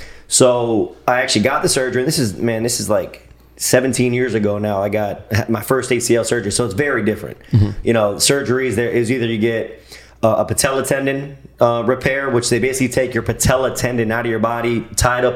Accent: Pembroke Pines, Florida, United States; also born or lived in Chicago; I'm actually from Pembroke Pines, born and raised Pembroke Pines.

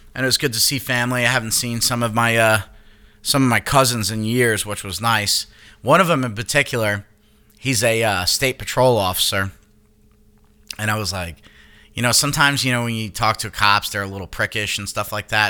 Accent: Long Island, New York, United States; moved away; I'm from Long Island, not the fucking city.

